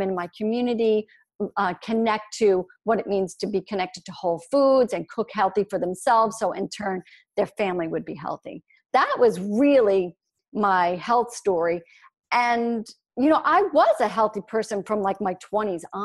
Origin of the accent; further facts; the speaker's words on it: Long Island, New York, United States; I grew up here on Long Island